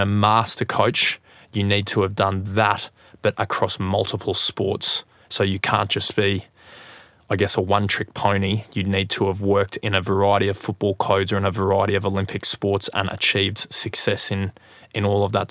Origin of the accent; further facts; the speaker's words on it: Gold Coast, Queensland, Australia; I'm from the Gold Coast in Australia